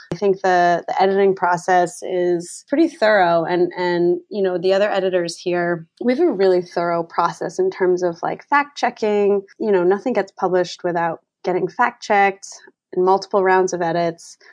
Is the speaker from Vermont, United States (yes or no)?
yes; Vermont, United States; now in Boston, United States; I'm not originally from Boston, I'm originally from Vermont